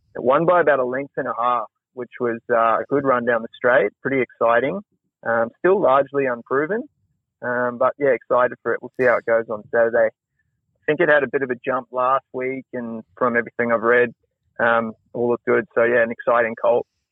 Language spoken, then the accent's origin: English; New Zealand; being a Kiwi myself